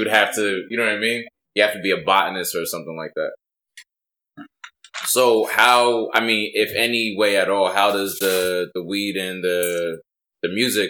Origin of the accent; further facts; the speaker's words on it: East Coast, United States; So like I'm from the East Coast.